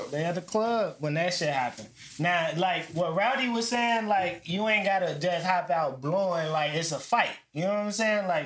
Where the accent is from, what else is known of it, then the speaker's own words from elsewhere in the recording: Chicago, Illinois, United States; we from Chicago.